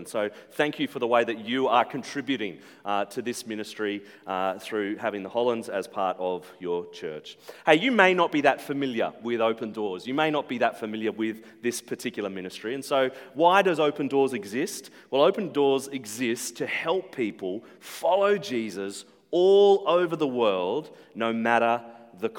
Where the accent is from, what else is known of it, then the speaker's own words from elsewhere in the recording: Central Coast, New South Wales, Australia; now in Brisbane, Australia; We are based in Brisbane. But I grew up on the Central Coast. I've spent more of my life on the Central Coast than anywhere else